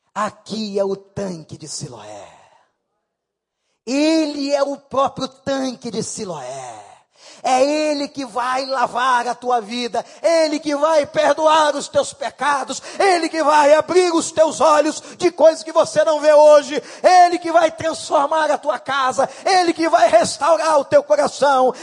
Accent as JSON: {"language": "Portuguese", "region": "Rio de Janeiro", "country": "Brazil", "tie": "born or raised there", "said": "Eu morei lá. Fui criado na Rua Barão."}